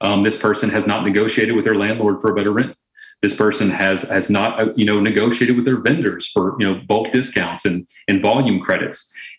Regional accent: the South, United States; I'm from the South originally, and you know, my grandmother would always say

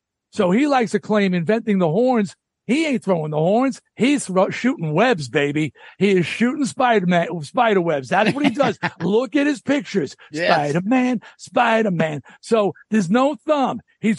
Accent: New York, United States; I'm from Long Island. So in Rock Scene Magazine, I was hearing about this band in Queens. I'm in Nassau County.

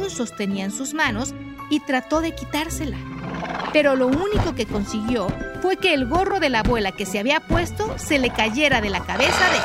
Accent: Mexico City, Mexico; Soy de la Ciudad de México y gracias por escuchar esto.

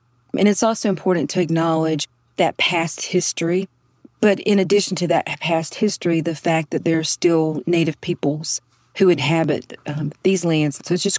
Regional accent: southeastern North Carolina, United States; accent: Southern; I grew up in North Carolina, hence my deeply Southern accent. My tribe is Kahari. It's C-O-H-A-R-I-E. And it's one of eight tribes in North Carolina. Growing up, I was always an Indian, American Indian or Indian.

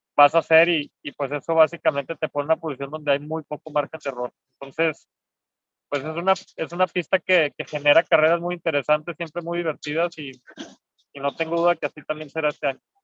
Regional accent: Mexico; como mexicano

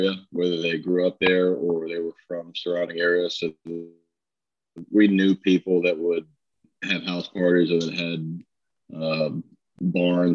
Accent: Texas, United States; moved away as an adult; Being born and raised in Texas

